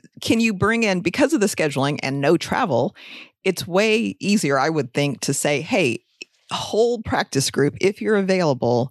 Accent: Pensacola, Florida, United States; I'm from Pensacola

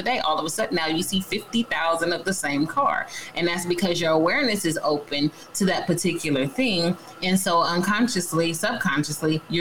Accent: San Diego, California, United States; I grew up in San Diego, so that's home for me

